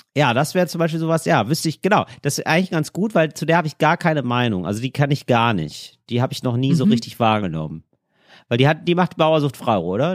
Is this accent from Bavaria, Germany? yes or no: no; North Rhine-Westphalia, Germany; ich komme ja aus NRW, ich, Karneval habe ich auch gefeiert